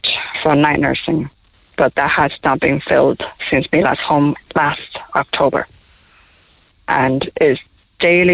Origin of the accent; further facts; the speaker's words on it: Taiwan; English is a second language; now in Cork, Ireland; We're from Taiwan. I'm from Taiwan